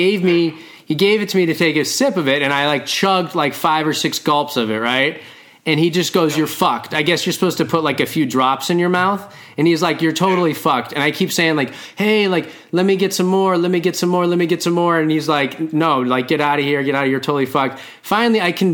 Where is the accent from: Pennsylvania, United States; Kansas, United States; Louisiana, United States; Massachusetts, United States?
Massachusetts, United States; Boston; also born or lived in Southern California; I'm from Boston. I ran around Boston mostly, or Southern California